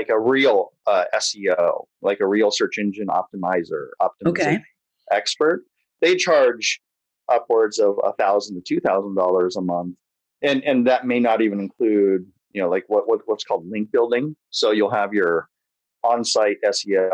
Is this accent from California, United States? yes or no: yes; Imperial Beach, California, United States; also born or lived in Japan; I grew up in Imperial Beach here in San Diego